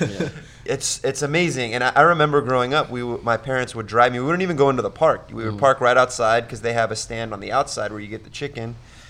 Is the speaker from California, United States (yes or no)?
yes; California, United States; I'm from California.